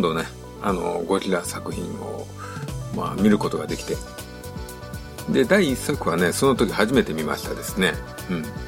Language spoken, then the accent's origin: Japanese; Tokushima, Japan; 自分徳島県